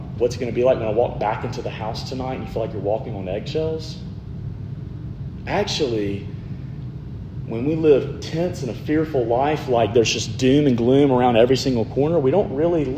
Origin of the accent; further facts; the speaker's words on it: Alabama, United States; I'm from Alabama